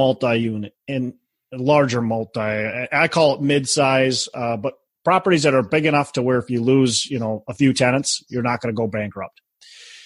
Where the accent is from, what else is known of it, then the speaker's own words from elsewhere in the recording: Minneapolis, Minnesota, United States; my hometown, Minneapolis